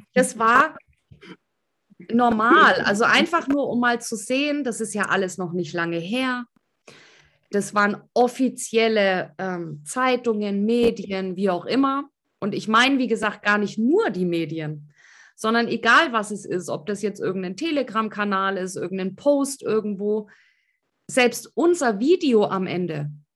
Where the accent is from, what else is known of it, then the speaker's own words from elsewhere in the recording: East Germany, Germany; ich komme ja aus dem Osten